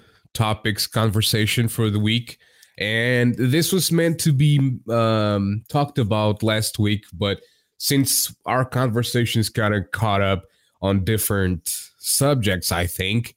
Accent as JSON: {"language": "English", "country": "Portugal", "said": "I'm not an American. I'm Portuguese, and I'm in Portugal"}